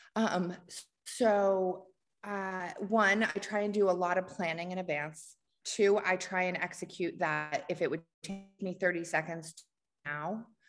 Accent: Washington, District of Columbia, United States; now in Atlanta, United States; I grew up in the Washington, D C area

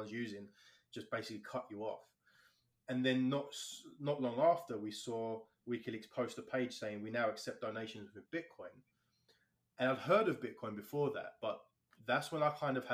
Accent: London, United Kingdom; now in Canada; I'm from London, England, born and raised there. All my family live there still.

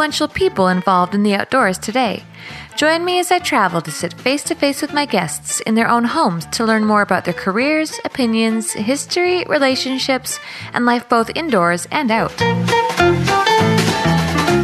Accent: British Columbia, Canada; I'm born in BC, but I'm not First Nations

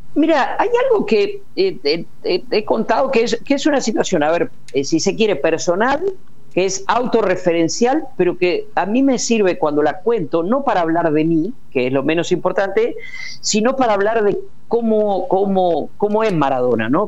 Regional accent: Puan, Buenos Aires Province, Argentina; moved away; mi pueblo, a Puana, 600 kilómetros de acá

